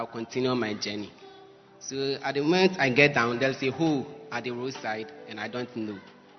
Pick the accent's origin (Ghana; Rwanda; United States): Ghana; I'm from Bima region.